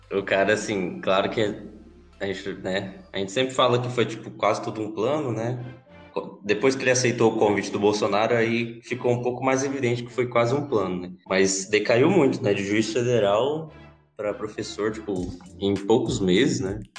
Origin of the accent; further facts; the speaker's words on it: Goiás, Brazil; accent: Goiano; nós goiano, a gente fala errado assim, fala arrastado assim